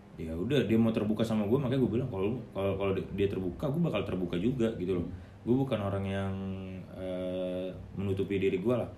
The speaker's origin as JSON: {"language": "Indonesian", "area": "Balige", "region": "North Sumatra", "country": "Indonesia", "tie": "born or raised there", "also_born_or_lived": "Medan", "moved": "yes", "lives_now": "Jakarta, Indonesia", "said": "di S M A gua di kampung"}